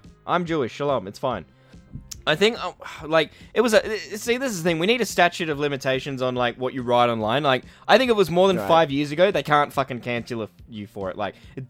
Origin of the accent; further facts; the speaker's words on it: Newcastle, New South Wales, Australia; because I come from Newcastle.